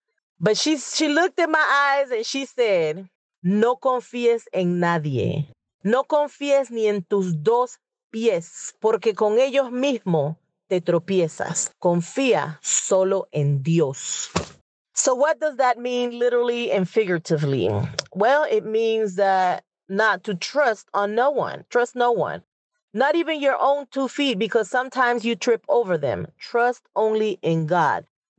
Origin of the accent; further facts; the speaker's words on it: Panama; moved away as an adult; Now, I'm originally from Panama, and the best advice I received was when I was 18 years old. I was getting ready to leave Panama to join the military.